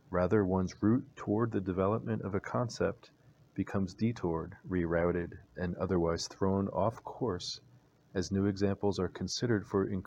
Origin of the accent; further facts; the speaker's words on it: Virginia, United States; now in Georgia, United States; a bird I had come to know growing up in Virginia